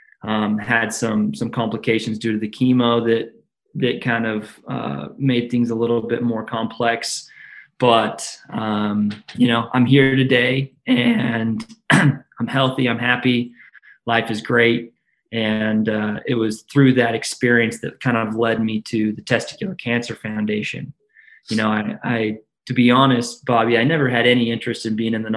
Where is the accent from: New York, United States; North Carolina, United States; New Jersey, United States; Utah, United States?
Utah, United States; Salt Lake City; I'm from Salt Lake City, Utah